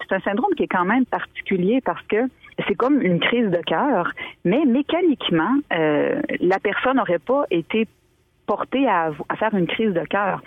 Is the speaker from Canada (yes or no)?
yes; Montmagny, Quebec, Canada; also born or lived in Île aux Grues, Quebec; je suis née à l'île aux Grues, j'ai grandi quelques années, ensuite on a déménagé à Montmagny